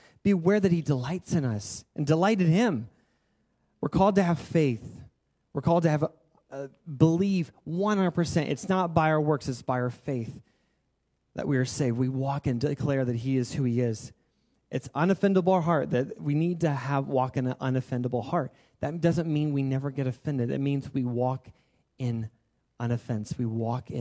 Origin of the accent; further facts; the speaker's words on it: United States; we are American